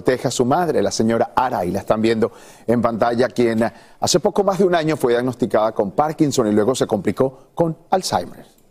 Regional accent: Venezuela; Yo como como venezolano me doy cuenta de todo el dolor, la tragedia, el desespero que estamos viviendo en nuestro país

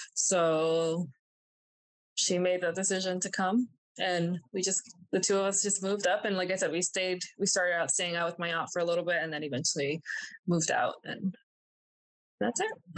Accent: New Jersey, United States; also born or lived in Miami, Florida / Colombia; my mom and I moved to New Jersey

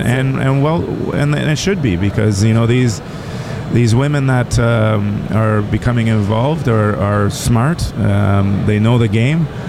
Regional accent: Toronto, Ontario, Canada; I grew up in Toronto

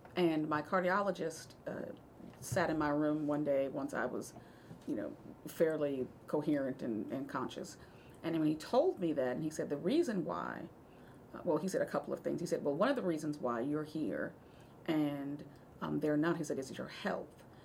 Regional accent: Massachusetts, United States; now in Georgia, United States; I'm originally from Massachusetts. I didn't know what a Red Rock ginger ale was until I moved to Georgia

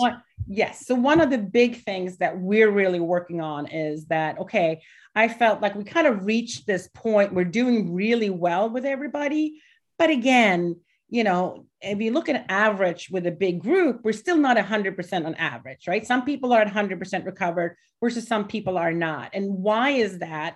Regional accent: Gothenburg, Västra Götaland, Sweden; now in Delaware, United States; I'm from Gothenburg in middle.

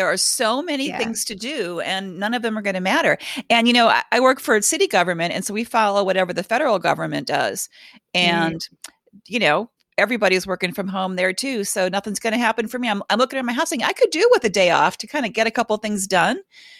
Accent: Cleveland, Ohio, United States; You're from Boston. I'm from Cleveland. This is not snow. This is a dusting.

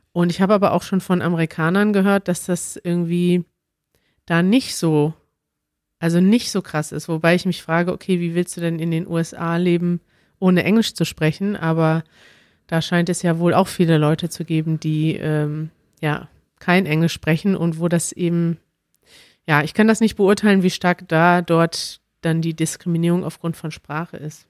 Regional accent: Germany; als Deutscher

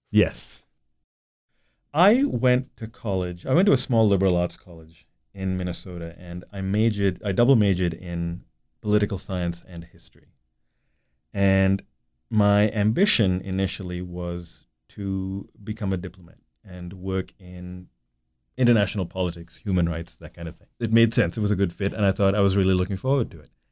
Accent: Dubai, United Arab Emirates; the Dubai gri-, that I grew up in really no longer exists

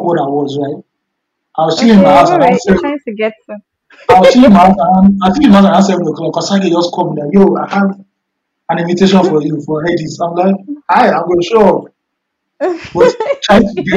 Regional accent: Nigeria; I'm a Nigerian. I'm a West African

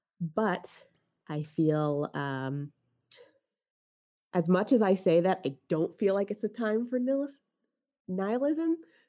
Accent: New Jersey, United States; now in Texas, United States; We are coming from Jersey, where we had all those blue laws, and like I couldn't get stockings on Sunday or liquor on Sunday.

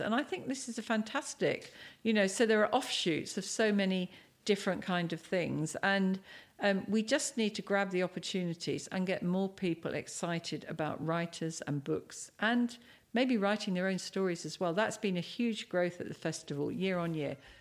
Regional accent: Cambridge, East of England, United Kingdom; moved away as an adult; now in Dubai, United Arab Emirates; I'm from Cambridge

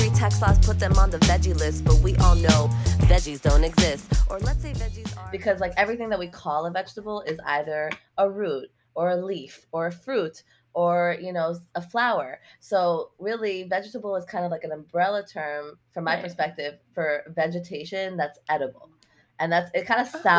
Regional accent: New York City, New York, United States; I grew up in Lower Manhattan

